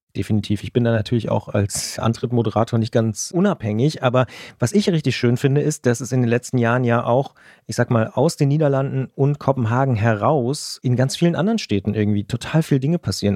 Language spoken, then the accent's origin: German; Potsdam, Brandenburg, Germany; ich bin auch in Potsdam geboren